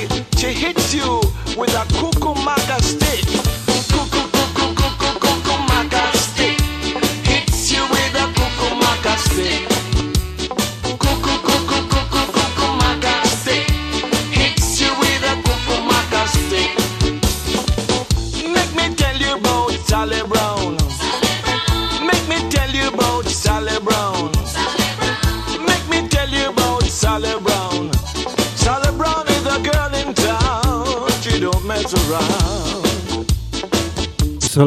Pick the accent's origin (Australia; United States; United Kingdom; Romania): United Kingdom; Lincolnshire, East Midlands; I am from the Shire. Lincolnshire.